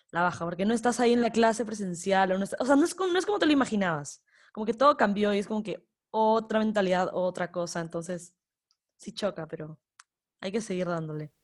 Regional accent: Ecuador; soy de Ecuador

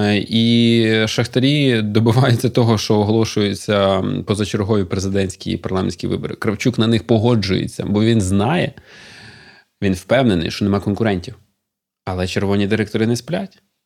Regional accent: Kropyvnytskyi, Kirovohrad Oblast, Ukraine; я з Кропивницького, і там все місто ходило і пишалося трьома заводами чи чотирма

